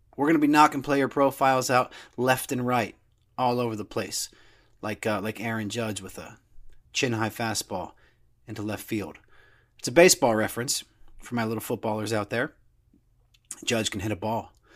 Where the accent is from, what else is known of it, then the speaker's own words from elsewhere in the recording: United States; I'm not from New York. I grew up close